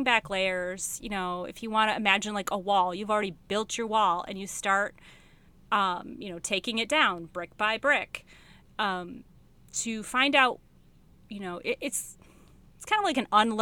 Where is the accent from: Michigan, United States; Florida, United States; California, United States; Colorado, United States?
Michigan, United States; moved away as an adult; I'm from Michigan